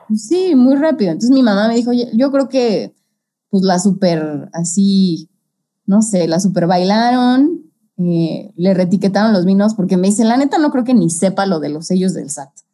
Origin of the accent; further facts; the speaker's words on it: Mexico City, Mexico; nosotros que somos de la CDMX